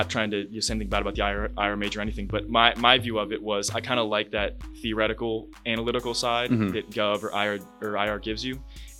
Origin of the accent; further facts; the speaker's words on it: Washington, District of Columbia, United States; also born or lived in Houston / Florida; So I was originally from Houston, and then I grew up mostly in Washington, D.C.